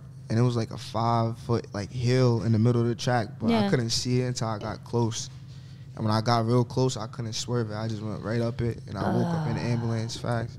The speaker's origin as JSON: {"language": "English", "town": "Central Islip", "region": "New York", "country": "United States", "tie": "born or raised there", "said": "I come from Central Islip, you know, that's the hometown."}